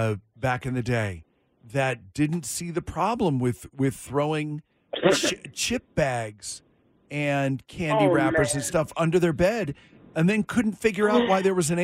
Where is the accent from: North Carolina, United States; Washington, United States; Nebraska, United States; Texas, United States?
Washington, United States; Duvall; now in Las Vegas, United States; Duval Days in my little town.